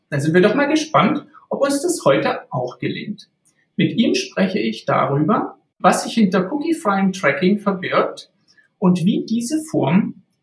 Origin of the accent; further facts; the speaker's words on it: Saxony-Anhalt, Germany; Also ich bin jetzt nicht im Osten von Berlin aufgewachsen, sondern in Mittelostdeutschland, in Sachsen-Anhalt.